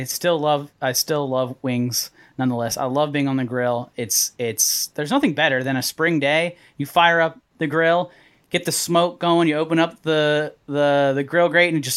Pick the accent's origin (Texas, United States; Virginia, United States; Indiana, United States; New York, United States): Virginia, United States; Arlington; also born or lived in Washington, D.C.; I'm about 9 miles south of D.C. Is where I was raised, in right outside of Arlington, Virginia.